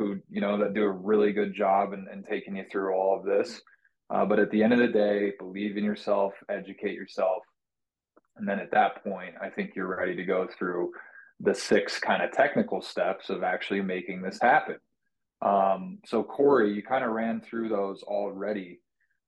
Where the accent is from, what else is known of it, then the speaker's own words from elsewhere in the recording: Colorado, United States; I'm from Colorado